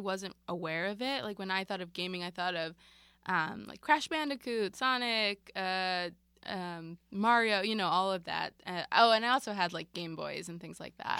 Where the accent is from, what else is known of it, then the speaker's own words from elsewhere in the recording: Marlton, New Jersey, United States; I grew up in South Jersey in a town called Marlton